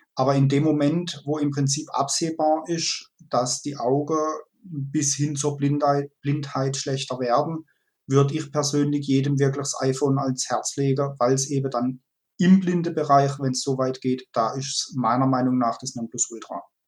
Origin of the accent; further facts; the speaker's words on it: Kaiserstuhl, Baden-Württemberg, Germany; also born or lived in Freiburg; Ich bin äh, in Freiburg geboren und im Kaiserstuhl aufgewachsen